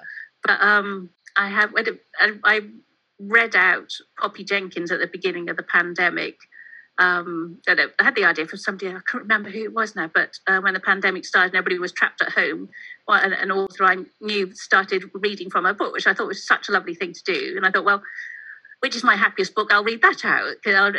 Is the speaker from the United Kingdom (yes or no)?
yes; Mid Wales, United Kingdom; moved away; Growing up in Mid Wales, I'm very much a country girl, and living in the city now